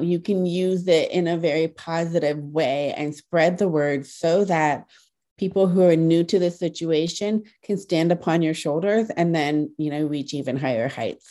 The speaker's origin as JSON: {"language": "English", "region": "Ohio", "country": "United States", "tie": "born or raised there", "said": "I grew up in Ohio"}